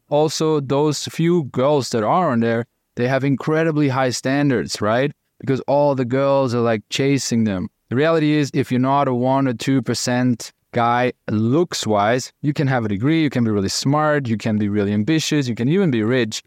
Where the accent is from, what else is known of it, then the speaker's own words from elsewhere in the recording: Austria; I'm from Austria, German speaking